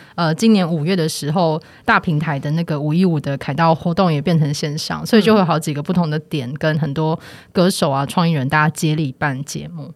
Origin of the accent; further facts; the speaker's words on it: Taipei, Taiwan; 我是台北人